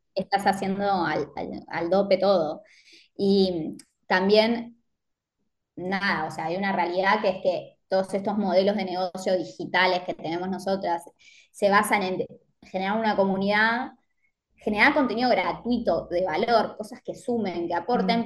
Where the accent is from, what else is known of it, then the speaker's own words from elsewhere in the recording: Mar del Plata, Buenos Aires Province, Argentina; moved away as an adult; now in Alicante, Spain; yo soy de Mar del Plata, pero viví los últimos años en Buenos Aires